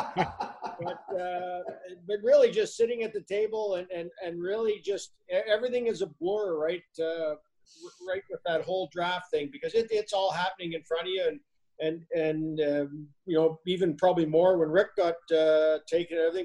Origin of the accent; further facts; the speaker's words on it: Kelvington, Saskatchewan, Canada; I grew up in Kelvington, Saskatchewan, a town of 900 people